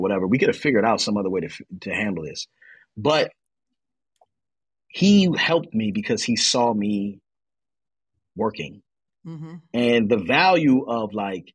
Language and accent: English; Baltimore, Maryland, United States; moved away as an adult; I'm Baltimore, born and raised